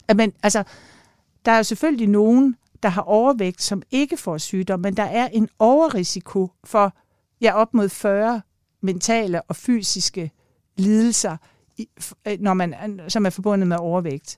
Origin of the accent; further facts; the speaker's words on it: Denmark; jeg kommer jo selv fra Jylland